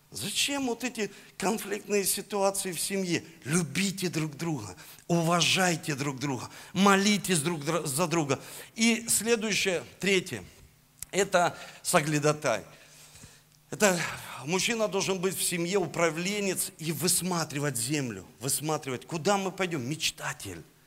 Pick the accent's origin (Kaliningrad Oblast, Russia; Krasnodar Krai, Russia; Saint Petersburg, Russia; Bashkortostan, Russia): Saint Petersburg, Russia; я родился в Санкт-Петербурге